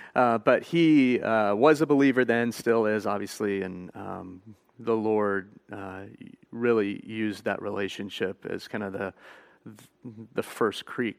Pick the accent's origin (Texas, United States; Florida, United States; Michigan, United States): Texas, United States; Fort Worth; I grew up here in Fort Worth, but wasn't saved until I went to college.